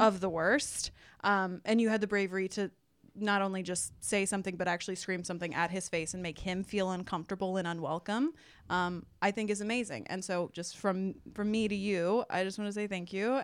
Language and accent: English; Texas, United States; I was raised in Texas